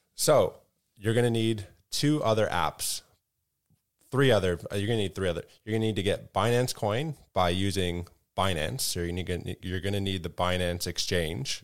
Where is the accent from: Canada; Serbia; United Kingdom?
Canada; as a Canadian